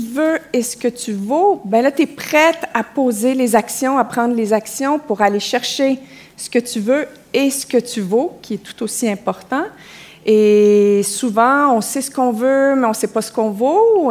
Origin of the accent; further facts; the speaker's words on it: Quebec, Canada; accent: Québécois; mon accent au Québec